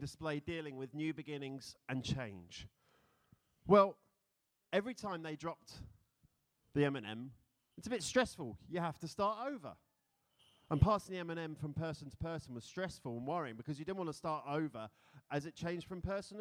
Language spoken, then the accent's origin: English; London, United Kingdom; moved away as an adult; now in Philadelphia, United States; I am from London.